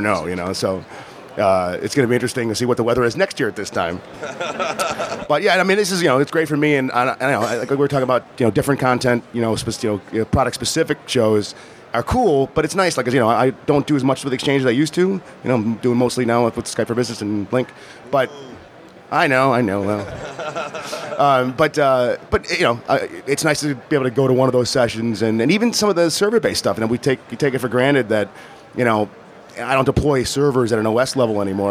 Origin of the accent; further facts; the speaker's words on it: Chicago, Illinois, United States; I'm from Chicago